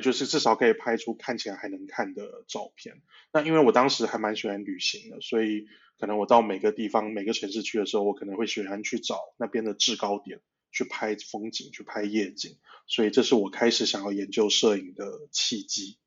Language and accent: Chinese; Taiwan; also born or lived in Malaysia / Saudi Arabia; 所以我在马来西亚出生，那在台湾长大